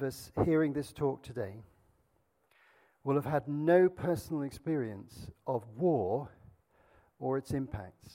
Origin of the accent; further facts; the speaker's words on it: Azad Kashmir, Pakistan; I grew up in Pakistan, and our family lived very near the border with India, not so far away, in a place called Kashmir on the foothills of the Himalayas